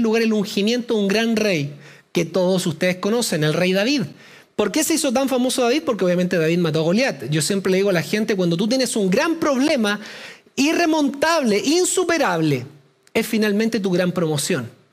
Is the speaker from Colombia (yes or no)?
no; Chile; los que somos chilenos